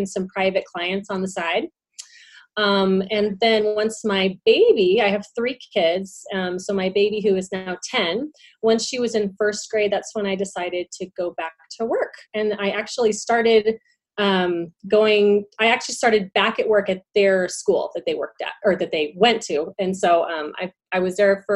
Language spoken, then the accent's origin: English; Southern California, United States; I'm originally from Southern California. And so I went to Cal State Fullerton in Orange County. So it's a commuter school. So I didn't live there. I kind of commuted every day